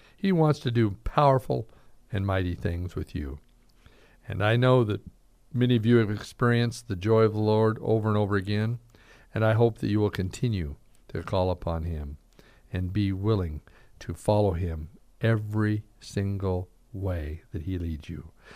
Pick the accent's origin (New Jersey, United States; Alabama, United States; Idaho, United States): Idaho, United States; Caldwell; moved away as an adult; also born or lived in Vancouver, Washington; now in Boise, United States; I was raised in Caldwell for years, moved away to Vancouver, Washington for nine years